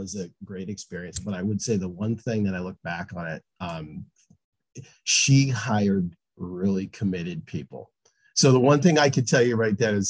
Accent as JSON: {"language": "English", "region": "Massachusetts", "country": "United States", "moved": "yes", "said": "I'm originally from Massachusetts"}